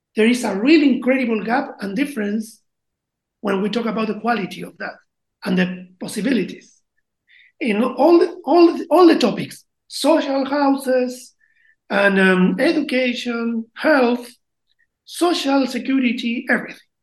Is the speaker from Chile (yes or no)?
yes; Chile; English is a second language